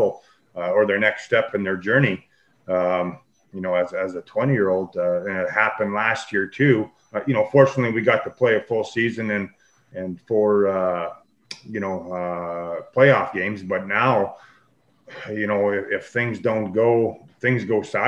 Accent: Churchbridge, Saskatchewan, Canada; we had some very, very talented players from Churchbridge

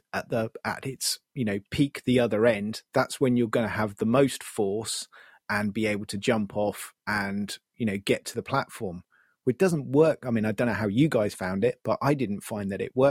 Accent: United Kingdom; being British

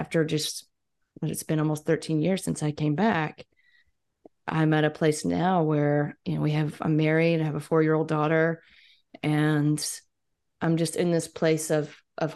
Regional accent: Mississippi, United States; moved away as an adult; I was gone from Mississippi for 6 or 7 years

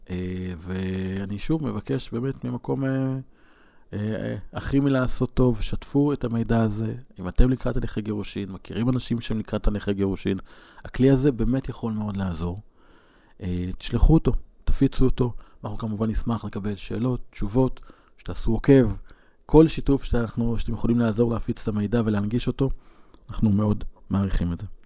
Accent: Northern District, Israel; ברמת הגולן, ואני אומר שעשיתי קורס uh, התמחות ב, בלת, ב, ב, בלא לנסוע דרך שדות מוקשים. כשנסענו לבית ספר בקצרין

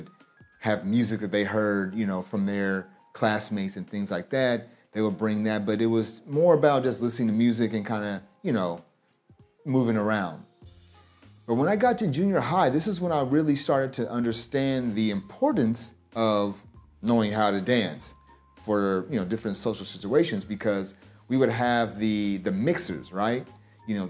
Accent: Kansas, United States; moved away as an adult; also born or lived in Omaha, Nebraska / St. Louis, Missouri; now in Japan; I was born in Kansas, and I basically live throughout Kansas during most of my life

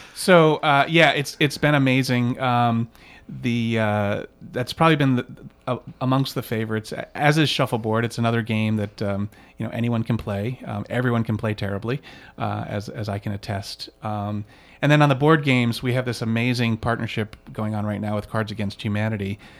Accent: East Coast, United States; moved away as an adult; now in Chicago, United States; I grew up on the East Coast, but, um, but I, I consider myself a Chicagoan now

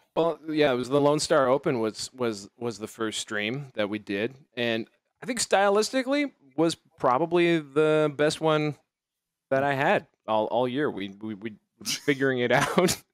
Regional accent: Canada; I'm Canadian

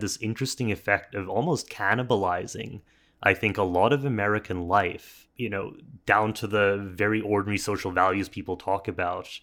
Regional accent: Canada; we're both Canadian here

